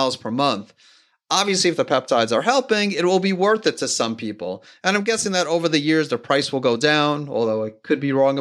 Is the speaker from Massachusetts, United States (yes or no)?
no; New York City, New York, United States; now in Matthews, United States; I grew up in Queens, New York